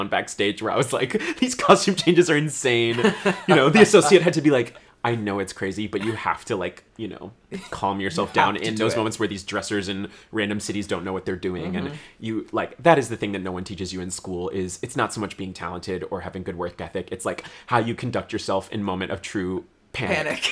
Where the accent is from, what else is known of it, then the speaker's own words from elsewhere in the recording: California, United States; moved away; my hometown in California